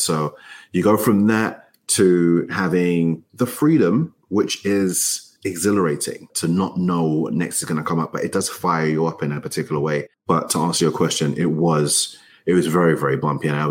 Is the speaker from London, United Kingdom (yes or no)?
yes; London, United Kingdom; now in Chicago, United States; I grew up in East London